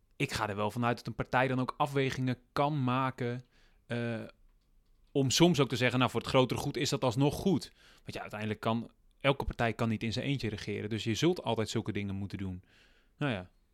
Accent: Groningen, Netherlands; ik kom uit Groningen

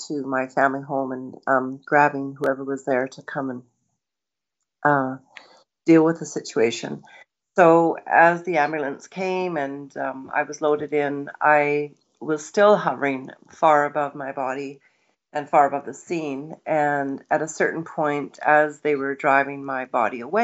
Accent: Kamloops, British Columbia, Canada; also born or lived in Nelson; we were a family of five children, and we grew up in Kamloops

